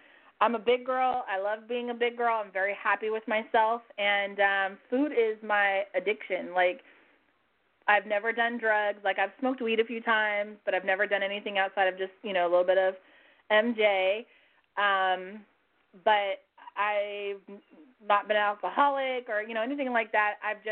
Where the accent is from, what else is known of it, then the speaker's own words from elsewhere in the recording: California, United States; I'm from California